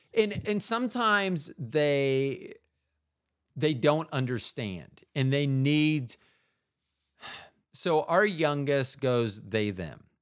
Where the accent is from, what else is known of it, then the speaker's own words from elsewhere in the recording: Florida, United States; in the eighties, when I grew up in Florida